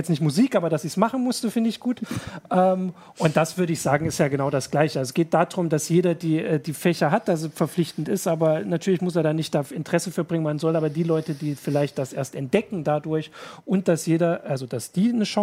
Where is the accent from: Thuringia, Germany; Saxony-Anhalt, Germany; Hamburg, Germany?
Thuringia, Germany; Ich als Thüringer, der nun immer nur zwölf Jahre zur Schule gegangen ist, habe das nie so ganz verstanden.